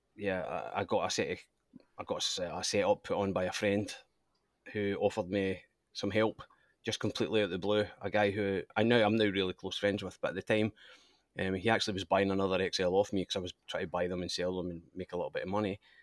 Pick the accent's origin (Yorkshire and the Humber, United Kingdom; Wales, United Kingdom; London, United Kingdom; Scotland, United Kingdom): Scotland, United Kingdom; moved away as an adult; now in Australia; obviously I'm Scottish, and, uh, my father raced in Scotland